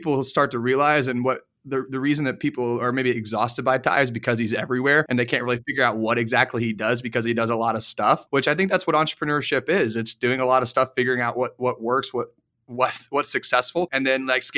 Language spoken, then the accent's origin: English; Midwest, United States; We're both from the Midwest